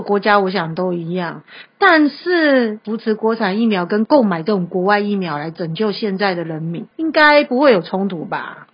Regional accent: Taiwan; 我们台湾人

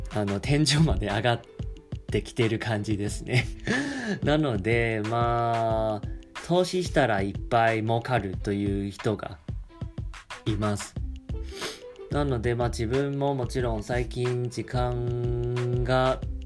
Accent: Taiwan; first language Chinese; Japanese is a second language; 自分は中国語を話せます。もちろん、あの、台湾出身ですし

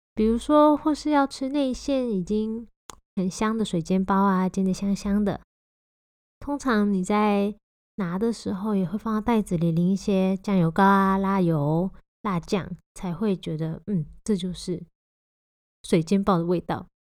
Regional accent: Taiwan; 我自己是身为土生土长的台湾人，从小吃着各种酱汁长大

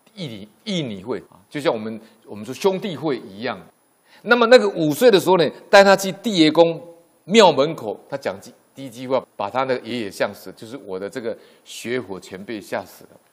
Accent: Yilan County, Taiwan; 回罗东老家，因为我们都是宜兰人

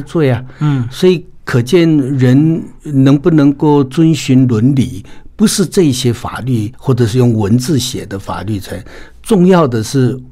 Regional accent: Taiwan; 我们台湾的所有的汉人朋友

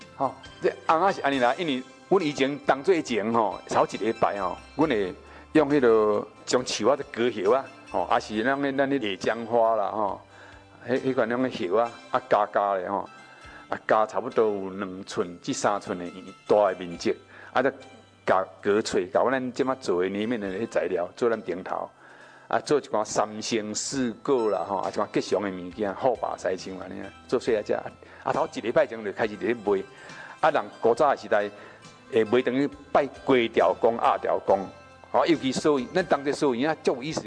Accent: Taiwan; 其实是我们台湾人的真正的本土文化

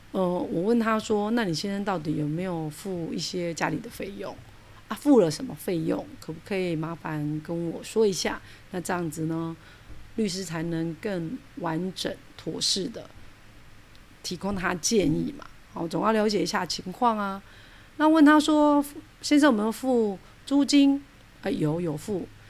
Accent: Taiwan; 因为我们台湾人

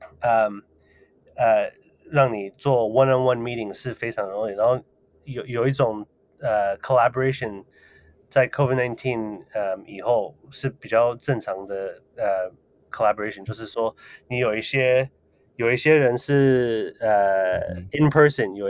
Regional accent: Taiwan; 呃，所以其实我从小住在台湾的时候就呃有想。

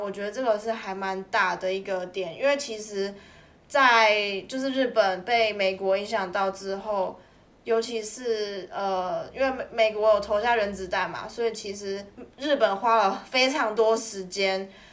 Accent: Taiwan; moved away; 你身为一个台湾人

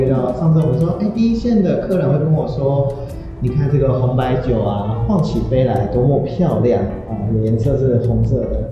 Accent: Taiwan; 感觉像我们台湾人喝茶这样的概念

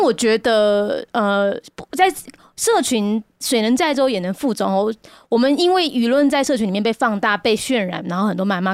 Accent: Taiwan; 我们台湾人

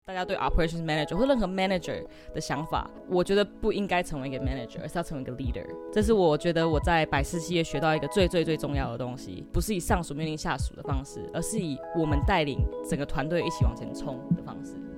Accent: California, United States; moved away as an adult; now in Taiwan; 虽然我在美国出生

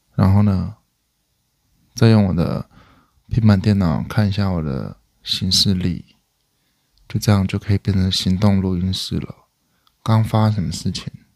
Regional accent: Hualien County, Taiwan; 我是花莲人

